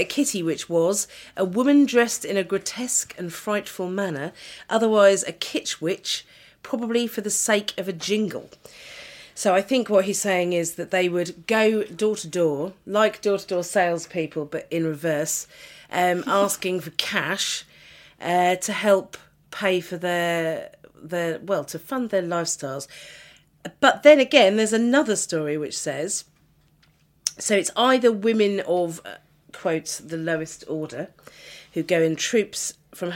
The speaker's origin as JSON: {"language": "English", "area": "Norfolk", "region": "East of England", "country": "United Kingdom", "said": "I am from Norfolk"}